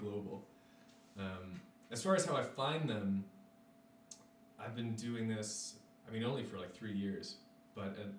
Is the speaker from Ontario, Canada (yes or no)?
yes; Newmarket, Ontario, Canada; moved away as an adult; now in Ottawa, Canada; I grew up in Newmarket.